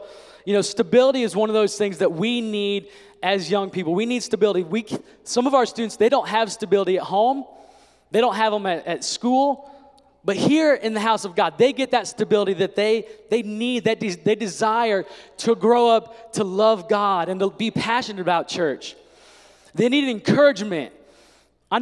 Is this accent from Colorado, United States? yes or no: no; Indiana, United States; I grew up in Indiana